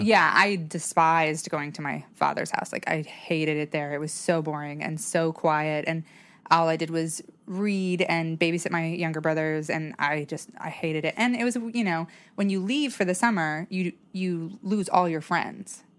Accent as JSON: {"language": "English", "town": "Salmon", "region": "Idaho", "country": "United States", "tie": "born or raised there", "also_born_or_lived": "Boise, Idaho", "said": "I was born in Salmon, Idaho, which is a very small town"}